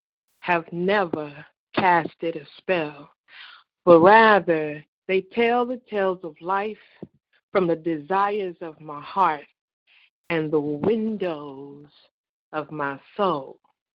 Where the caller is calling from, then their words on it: North Central Kentucky, United States; I'm calling from North Central Kentucky.